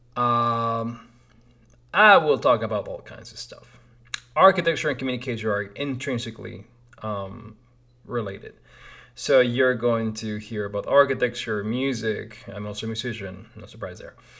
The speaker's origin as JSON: {"language": "English", "region": "Lima", "country": "Peru", "tie": "born or raised there", "moved": "as an adult", "lives_now": "United States", "said": "I was born in Lima, Peru"}